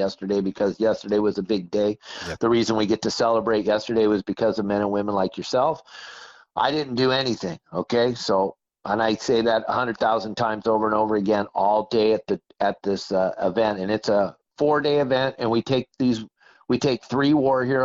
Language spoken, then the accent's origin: English; San Clemente, California, United States; moved away; I grew up in San Clemente